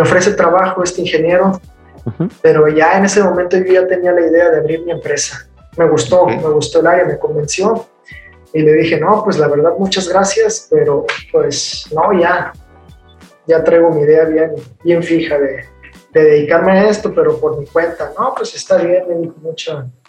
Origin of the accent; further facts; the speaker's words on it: Culiacán, Sinaloa, Mexico; also born or lived in United Kingdom; soy de Culiacán, Sinaloa